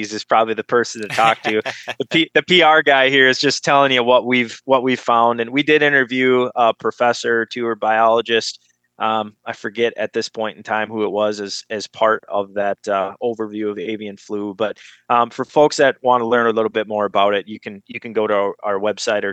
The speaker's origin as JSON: {"language": "English", "town": "Duluth", "region": "Minnesota", "country": "United States", "tie": "born or raised there", "said": "I grew up in Minnesota on the shores of Lake Superior. I lived about 3 blocks in Duluth, Minnesota, from the Great Lakes"}